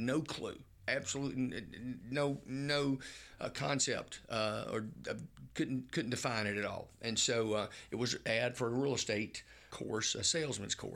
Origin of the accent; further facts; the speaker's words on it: Marianna, Florida, United States; now in Tallahassee, United States; I was raised in Marianna, and my daddy was a college professor.